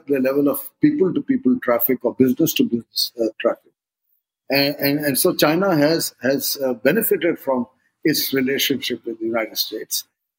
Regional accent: India; as an Indian, I aspired for India.

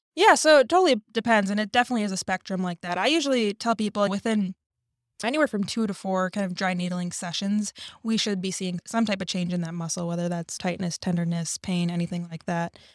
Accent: Minnesota, United States; moved away as an adult; I grew up in Minnesota, went to school there, went to undergrad there

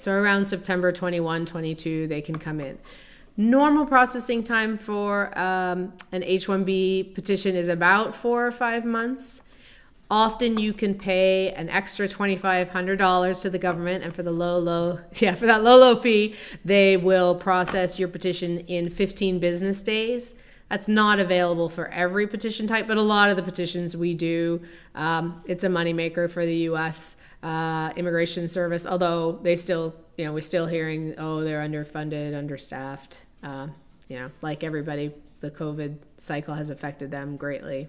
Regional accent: Canada; moved away as an adult; now in Chicago, United States; I'm originally from Canada, and I came, I immigrated to the United States.

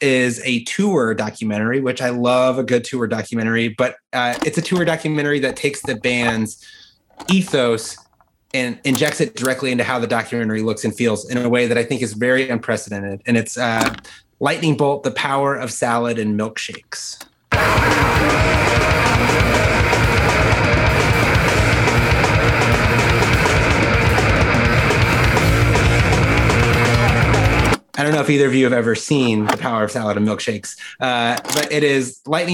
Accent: Colorado, United States; I grew up in Colorado

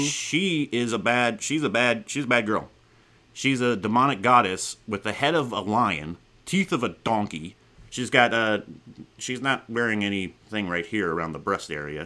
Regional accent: Arizona, United States; now in California, United States; I grew up out in Arizona

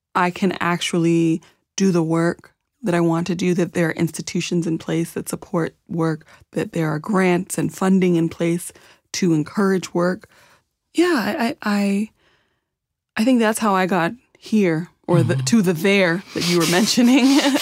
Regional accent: Champaign, Illinois, United States; also born or lived in Zambia; I grew up in East Central Illinois in a Midwest coller, college town, you know, Champaign, Illinois, a university town

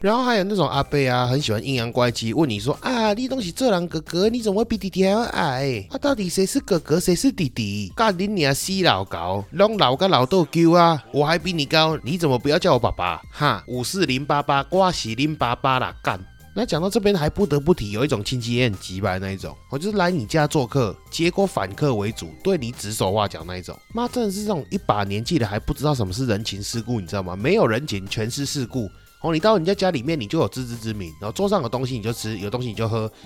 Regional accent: Taichung, Taiwan; 所以我的小时候以及我的爸爸 小时候都是在丰甲公园那边长大

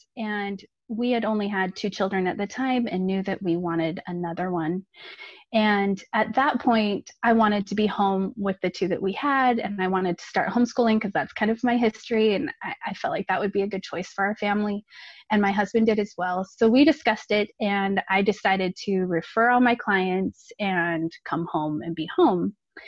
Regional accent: California, United States; now in Utah, United States; I grew up in California, nice and warm weather. I live in Utah now, so I keep pining for that sunny weather during the wintertime. But I grew up in California, and I was the oldest of three.

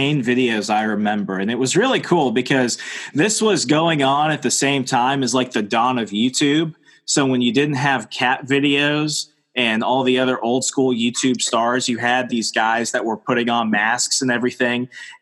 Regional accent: United States; I'm an American

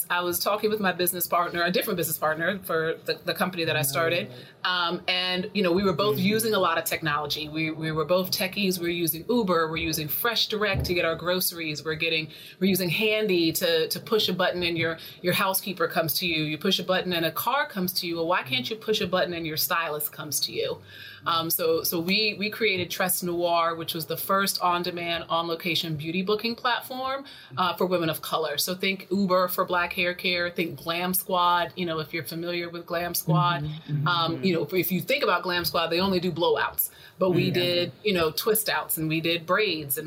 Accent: North Carolina, United States; moved away as an adult; also born or lived in New York, New Jersey area; I'm originally from North Carolina. I'm a country girl, born and raised

